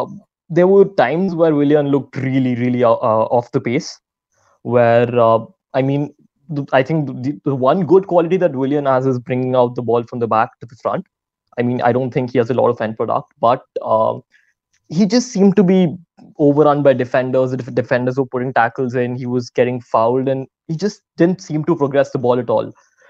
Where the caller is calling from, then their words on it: New Delhi, Delhi, India; Hi, Harry. I'm joining from New Delhi, India.